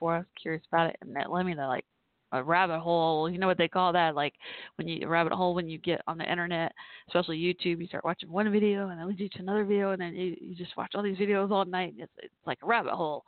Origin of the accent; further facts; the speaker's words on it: Texas, United States; my home state